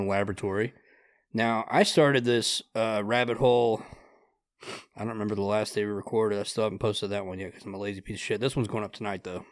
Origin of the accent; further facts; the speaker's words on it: Grass, Ohio, United States; I grew up in Grass, Ohio